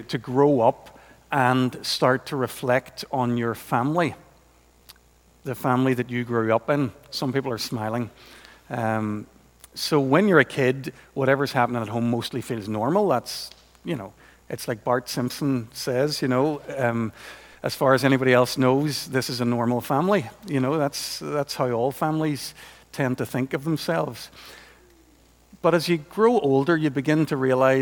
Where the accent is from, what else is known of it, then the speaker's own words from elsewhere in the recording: Portadown, Northern Ireland, United Kingdom; growing up in Portadown in the 70s, as I did, when you had parents called Lutz and Ermgard